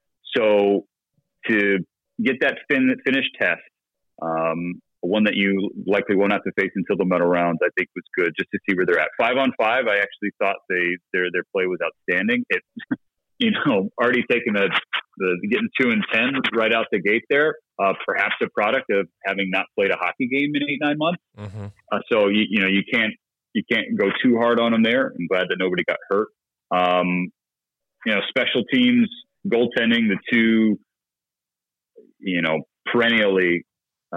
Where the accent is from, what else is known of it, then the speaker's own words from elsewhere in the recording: Southern California, United States; I grew up in Southern California, my father being from Chicago